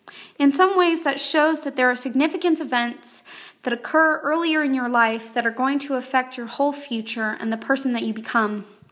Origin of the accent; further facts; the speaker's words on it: Los Angeles, California, United States; I was between my sophomore and junior years in high school, and I grew up in Los Angeles, California.